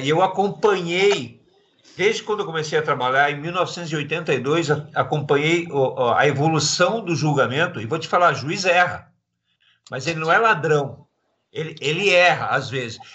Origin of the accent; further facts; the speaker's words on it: Balneário Camboriú, Santa Catarina, Brazil; lá da minha cidade, lá de Balneário Camboriú